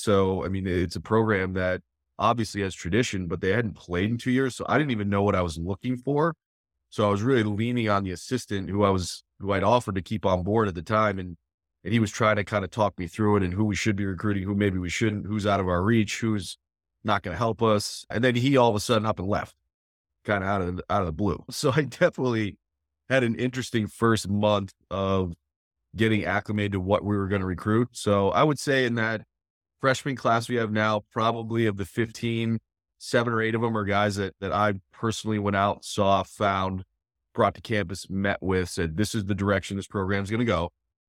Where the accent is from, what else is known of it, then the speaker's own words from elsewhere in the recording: New England, United States; moved away as an adult; also born or lived in State College; now in Gettysburg, United States; I grew up in New England.